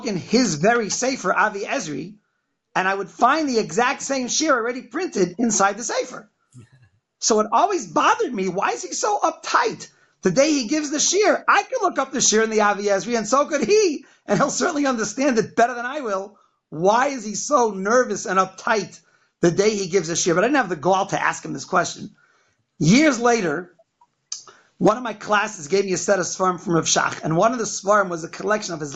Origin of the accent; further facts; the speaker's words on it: Boston, Massachusetts, United States; also born or lived in Philadelphia / Bnei Brak, Israel / Lakewood; now in Chicago, United States; I grew up in Boston, Massachusetts